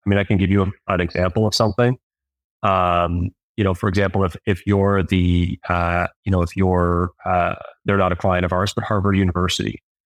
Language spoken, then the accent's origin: English; Toronto, Ontario, Canada; I grew up in Toronto, Ontario.